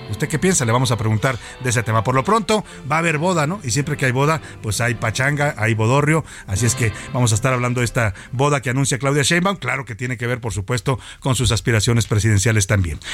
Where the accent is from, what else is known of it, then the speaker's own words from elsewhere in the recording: Mexico; lo laboriosos y, dedicados que somos los mexicanos